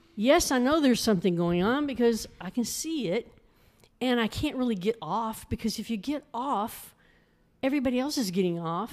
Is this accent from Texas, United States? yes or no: yes; Arlington, Texas, United States; moved away as an adult; now in Mineral Wells, United States; I grew up in Arlington